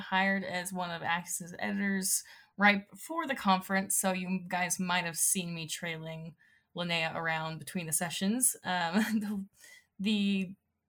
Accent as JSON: {"language": "English", "region": "Northwestern Illinois", "country": "United States", "moved": "yes", "lives_now": "Utah, United States", "said": "I'm personally from Northwestern Illinois. I've been living in Utah for a bit"}